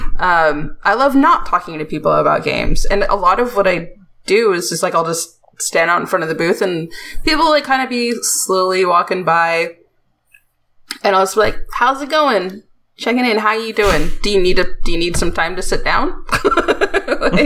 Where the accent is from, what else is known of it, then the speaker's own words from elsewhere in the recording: United States; I'm American